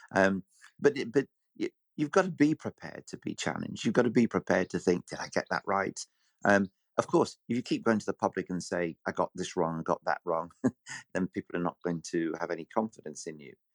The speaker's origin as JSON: {"language": "English", "town": "Bury", "region": "North West England", "country": "United Kingdom", "tie": "born or raised there", "said": "my hometown was very, very marginal"}